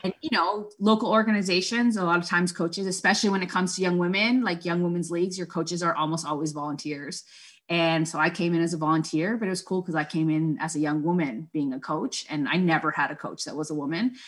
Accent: Toronto, Ontario, Canada; first language Spanish; English is a second language; I was born and raised in Scarborough, which is a borough of Toronto in Ontario

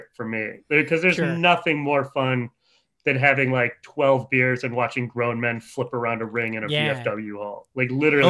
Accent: Bloomington, Minnesota, United States; In Bloomington, Minnesota.

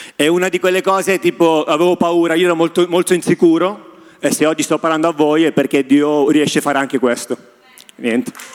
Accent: Sicily, Italy; now in Milan, Italy; sono arrivato qui a Milano, che sono siciliano

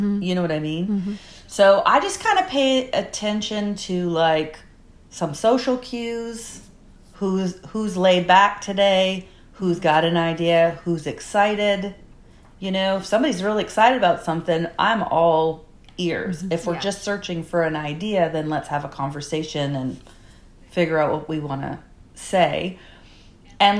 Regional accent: Canada; a middle-aged woman from Canada

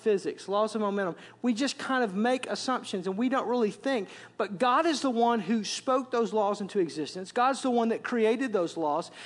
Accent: Wisconsin, United States; moved away as an adult; as you can tell from my accent, I'm from Wisconsin

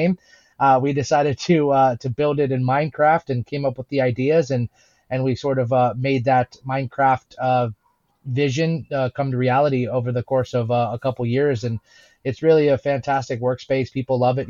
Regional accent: United States; myself and Zach, my business partner, we're from America

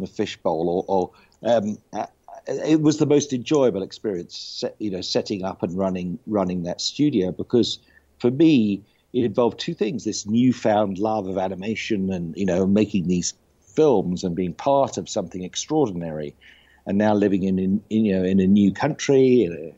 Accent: United Kingdom; moved away as an adult; now in United States; I was actually born in the UK, so I come from an entertainment family

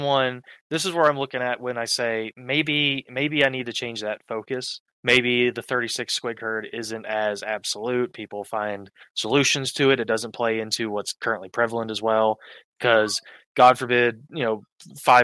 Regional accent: United States; I'm American

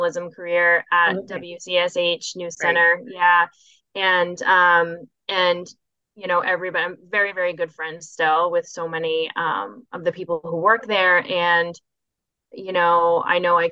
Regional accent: Augusta, Maine, United States; now in Portland, United States; I grew up in Augusta.

